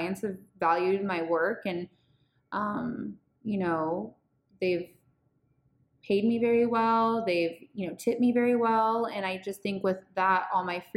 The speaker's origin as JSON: {"language": "English", "area": "Bay Area", "region": "California", "country": "United States", "also_born_or_lived": "San Diego", "moved": "as an adult", "said": "I'm from the Bay Area"}